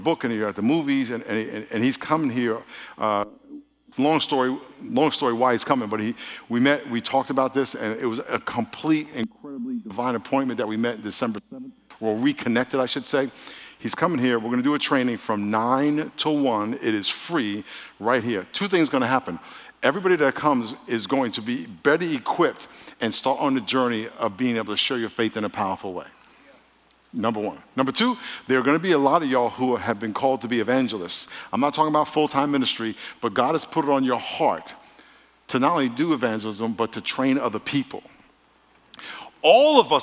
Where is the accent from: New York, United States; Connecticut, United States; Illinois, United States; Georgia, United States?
New York, United States; moved away; I'm from New York, and every summer for about five different summers, I grew up right outside New York City, Manhattan